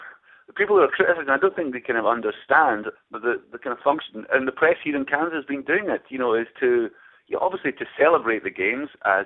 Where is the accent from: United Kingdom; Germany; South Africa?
United Kingdom; that's all part of the thing, as being a British journalist over here.